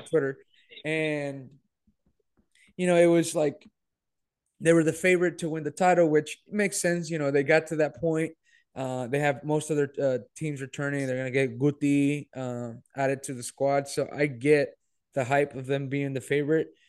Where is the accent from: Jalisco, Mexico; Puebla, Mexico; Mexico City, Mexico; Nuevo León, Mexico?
Nuevo León, Mexico; Monterrey; moved away; growing up in Monterrey